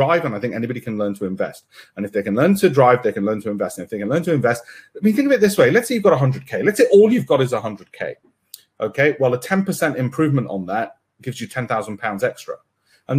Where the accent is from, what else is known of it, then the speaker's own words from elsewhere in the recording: Leeds, Yorkshire and the Humber, United Kingdom; from my hometown, my birthplace of Leeds